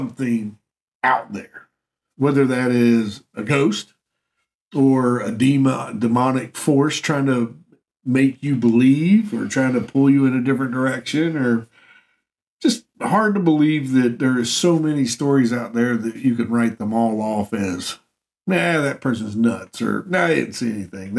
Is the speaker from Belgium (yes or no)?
no; Cynthiana, Kentucky, United States; my hometown of Cynthiana